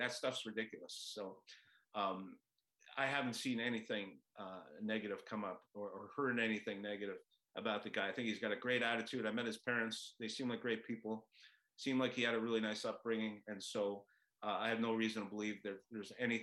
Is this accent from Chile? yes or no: no; Montreal, Quebec, Canada; now in Seattle, United States; I grew up in Montreal